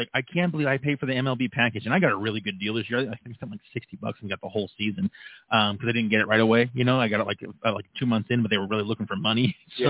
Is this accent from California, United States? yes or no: yes; California, United States; now in Colorado, United States; I grew up in California